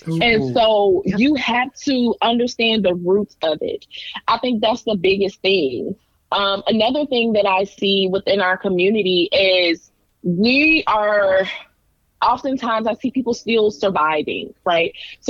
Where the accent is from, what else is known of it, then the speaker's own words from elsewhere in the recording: the South, United States; And growing up in the South, I saw it. I see it.